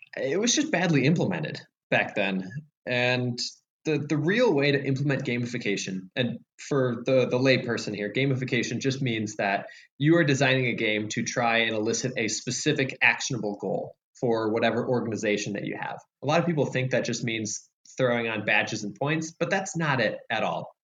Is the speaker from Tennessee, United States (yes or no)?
no; Chicago, Illinois, United States; I was born in Chicago